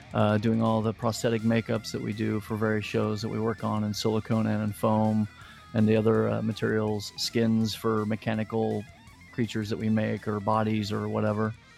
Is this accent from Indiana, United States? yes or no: yes; Indianapolis, Indiana, United States; moved away as an adult; also born or lived in Ohio / Florida; now in Los Angeles, United States; I originally grew up in Indianapolis, Indiana.